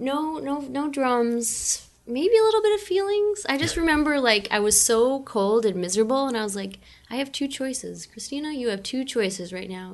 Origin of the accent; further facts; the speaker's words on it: Newport, Michigan, United States; moved away as an adult; now in Pacifica, United States; I was born and raised in Michigan